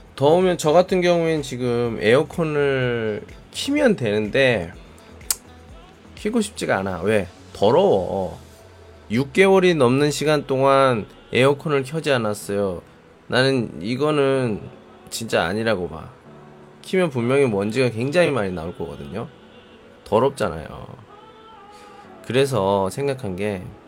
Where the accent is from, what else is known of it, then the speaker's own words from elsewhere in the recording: South Korea; now in Qingdao, China; 저도 한국으로 돌아갈 때